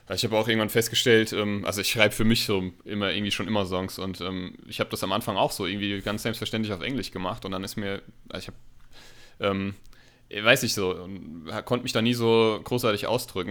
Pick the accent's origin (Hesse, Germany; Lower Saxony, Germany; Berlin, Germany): Hesse, Germany; Hanau; wir kommen ja aus Hanau